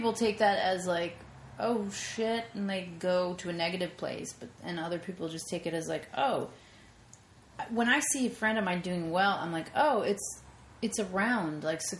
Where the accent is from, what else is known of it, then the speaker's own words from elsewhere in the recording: Lyndhurst, New Jersey, United States; New Jersey.